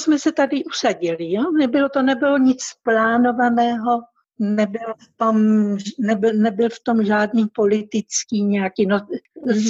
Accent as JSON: {"language": "Czech", "town": "Bohumín", "region": "Moravian-Silesian Region", "country": "Czechia", "tie": "born or raised there", "also_born_or_lived": "Uherské Hradiště, South Moravia / Ostrava / Mexico City", "moved": "as an adult", "lives_now": "Morelia, Mexico", "said": "původně jsem vlastně z Jižní Moravy, pač jsem se narodila v Uherském hradišti, mm-hmm. ale jako do školky, do školy a tak dále jsem už chodila v Novém Bohumíně"}